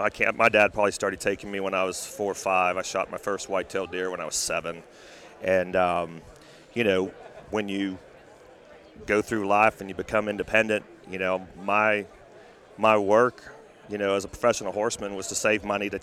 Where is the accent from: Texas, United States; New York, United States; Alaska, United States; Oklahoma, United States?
Texas, United States; born and raised in Texas, professional horseman before I went into the media world